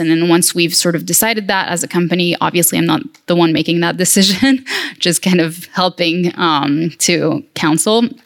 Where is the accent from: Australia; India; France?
France; my home country, which is France.